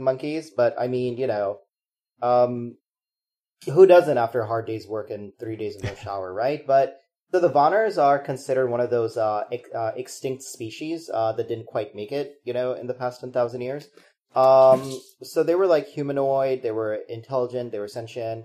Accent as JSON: {"language": "English", "region": "Bihar", "country": "India", "tie": "born or raised there", "moved": "yes", "said": "I was born in Bihar"}